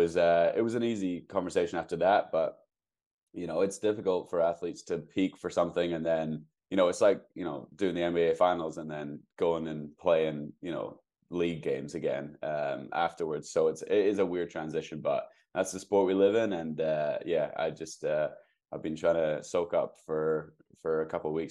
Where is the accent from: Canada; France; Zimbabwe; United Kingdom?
United Kingdom; now in Seattle, United States; I'm a British 1500 meter runner